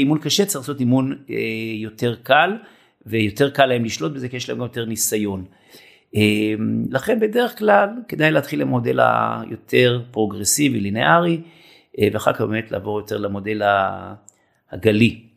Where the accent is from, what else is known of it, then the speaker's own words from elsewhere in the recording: Israel; אני בן קיבוץ